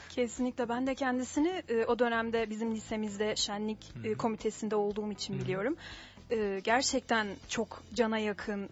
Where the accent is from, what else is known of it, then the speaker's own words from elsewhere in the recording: Ankara, Turkey; ben kendim Ankara Atatürk Anadolu'luyum, Anadolu Hı-hı. mezunuyum